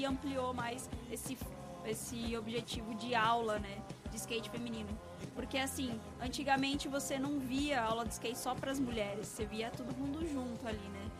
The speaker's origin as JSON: {"language": "Portuguese", "town": "São Bernardo do Campo", "region": "São Paulo", "country": "Brazil", "tie": "born or raised there", "said": "Eu sou de São Bernardo"}